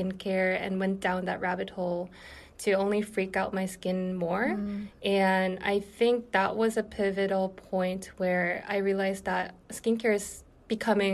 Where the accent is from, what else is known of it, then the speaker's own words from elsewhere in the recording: South Korea; also born or lived in Syracuse, New York, United States; Yeah, so I was actually born and raised in South Korea.